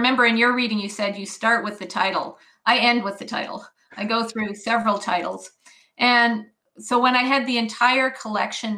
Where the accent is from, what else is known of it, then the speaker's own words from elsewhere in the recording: Edmonton, Alberta, Canada; moved away as an adult; also born or lived in Swift Current, Saskatchewan / Ontario / New Brunswick / Japan; I was born in Swift Current, Saskatchewan, but my father's family goes all the way back to 1891 in Alberta. They were settlers in the Red Deer area. And we moved back to Edmonton, to Edmonton when I was quite young. So I grew up in Edmonton